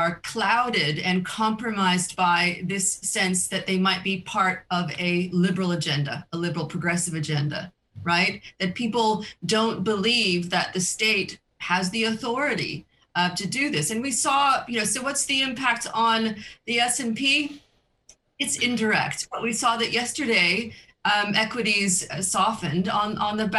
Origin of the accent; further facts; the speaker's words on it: United States; moved away as an adult; now in Europe; I'm an American who's been living in Europe for 20 years